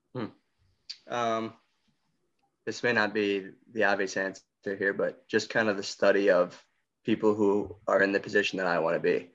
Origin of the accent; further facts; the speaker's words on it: Greece, New York, United States; I grew up since birth in Greece, born and raised